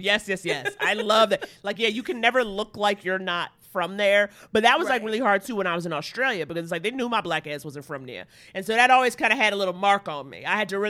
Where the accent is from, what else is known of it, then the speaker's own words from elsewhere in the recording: New York City, New York, United States; I grew up in Harlem.